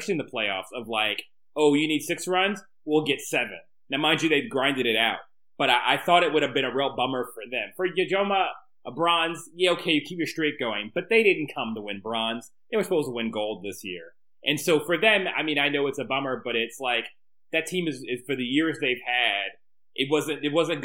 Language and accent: English; United States; I'm an American